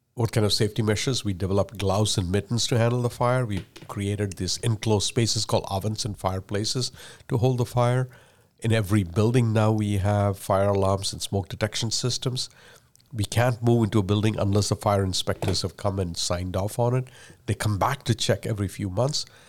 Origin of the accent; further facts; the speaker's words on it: India; first language Malayalam; English is a second language; moved away; I speak English as a third language. I was born and raised in India. I learned Malayalam and Tamil before I learned English.